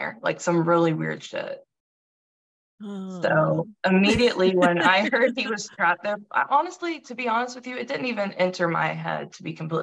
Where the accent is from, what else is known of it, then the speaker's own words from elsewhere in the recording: Tennessee, United States; moved away as an adult; now in Delaware, United States; I've been in Delaware for about 4 years now, but I'm from Tennessee